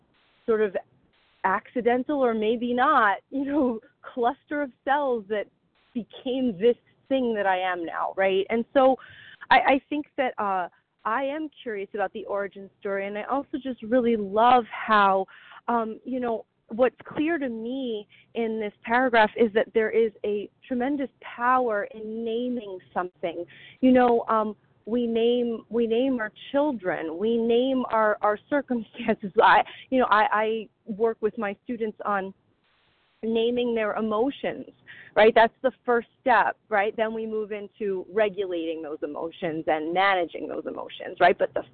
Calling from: New Jersey, United States; from New Jersey.

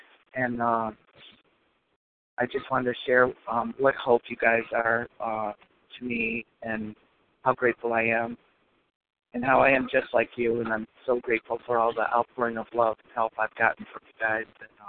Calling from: Detroit, Michigan, United States; Hi, this is … I'm calling from Detroit.

